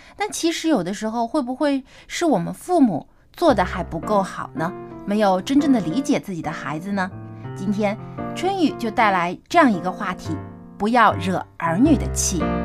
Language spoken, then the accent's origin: Chinese; China; 因为我 嗯 们中国人还是非常注重这个家庭观念的